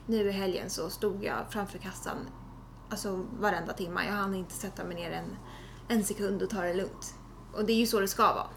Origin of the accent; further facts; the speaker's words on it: Tyresö, Stockholm County, Sweden; also born or lived in Trollbäcken; jag är född på Tyresö Brevik ja. och bott där i 15 år.